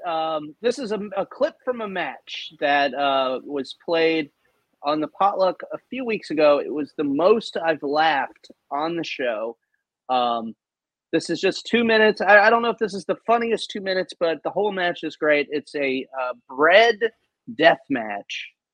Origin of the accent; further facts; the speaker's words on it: New Orleans, Louisiana, United States; back to New Orleans, back to my hometown